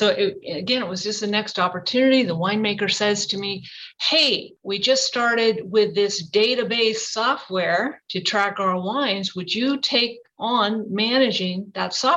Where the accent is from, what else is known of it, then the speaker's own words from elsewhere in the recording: Napa, California, United States; I did grow up here in Napa. Napa is my hometown